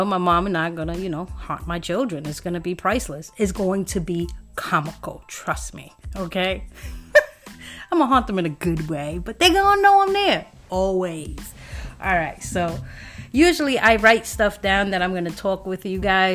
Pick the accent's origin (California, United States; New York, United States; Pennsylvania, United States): New York, United States; New York City; I was born in Brooklyn, and we lived in Hancock and Halsey